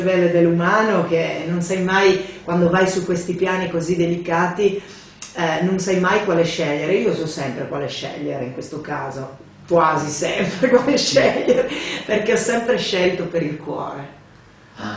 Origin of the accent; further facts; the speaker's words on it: Paluzza, Friuli-Venezia Giulia, Italy; sentieri uh, di casa mia, di Paluzza, del mio paese